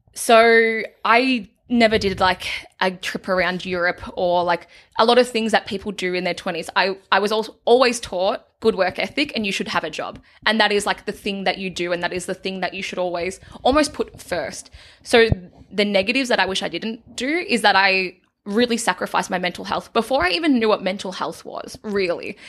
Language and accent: English; a small country town in Victoria, Australia; For the majority of my childhood, I grew up in a town called Denali